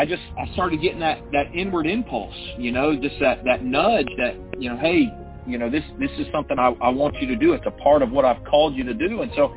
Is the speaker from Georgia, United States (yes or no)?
yes; East Cobb, Georgia, United States; I'm from East Cobb, Georgia.